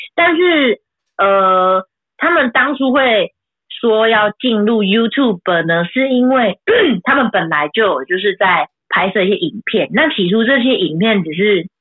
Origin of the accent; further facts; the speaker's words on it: Taoyuan, Taiwan; 因为我是桃园人嘛